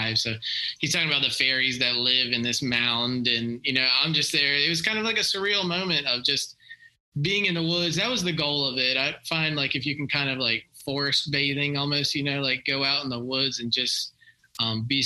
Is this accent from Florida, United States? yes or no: yes; Tampa, Florida, United States; I grew up in Tampa, Florida, so like I was always at the ocean